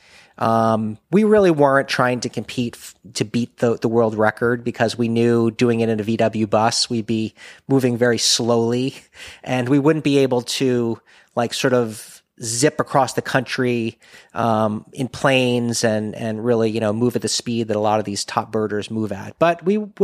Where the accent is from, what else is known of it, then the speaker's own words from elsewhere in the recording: Florida, United States; we're from Florida